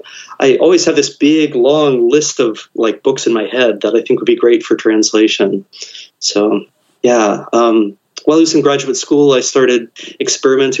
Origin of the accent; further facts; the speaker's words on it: Ohio, United States; I'm from Ohio. I hadn't really been anywhere out there in the greater world before going to Japan as a high school exchange student.